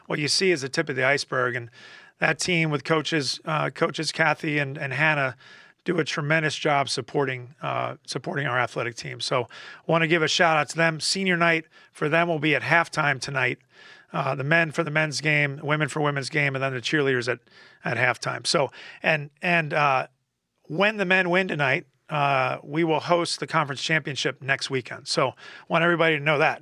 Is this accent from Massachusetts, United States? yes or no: no; Philadelphia, Pennsylvania, United States; moved away; I'm, I'm from Philly